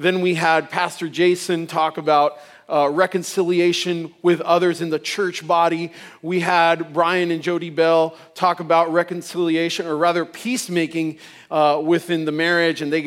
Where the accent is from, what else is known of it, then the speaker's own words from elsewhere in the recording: Puerto Rico; I'm from Puerto Rico, and you know, mostly Puerto Rico is Catholic